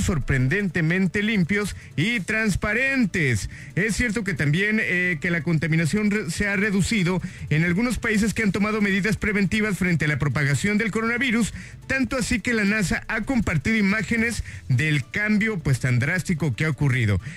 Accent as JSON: {"language": "Spanish", "region": "Hidalgo", "country": "Mexico", "said": "yo soy de allá, de Coctepec algo"}